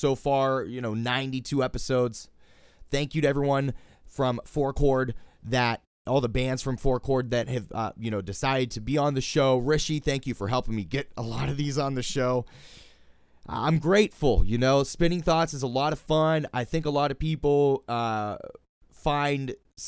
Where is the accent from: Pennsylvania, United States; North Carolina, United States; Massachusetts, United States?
Pennsylvania, United States; Pittsburgh; my hometown of Pittsburgh, Pennsylvania.